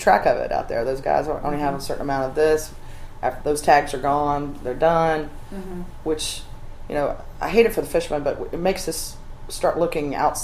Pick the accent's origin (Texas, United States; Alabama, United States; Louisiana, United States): Alabama, United States; now in Charleston, United States; I grew up in Alabama.